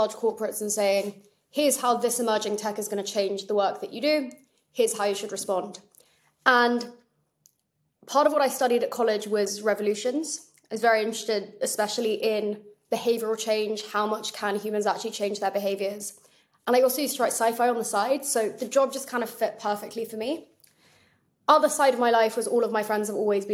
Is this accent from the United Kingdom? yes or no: yes; England, United Kingdom; I'm English